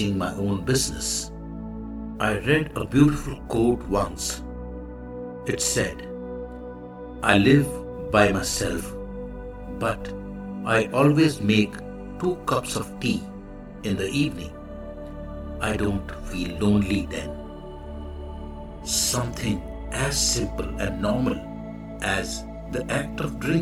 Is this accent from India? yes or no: yes; India; the Indian monk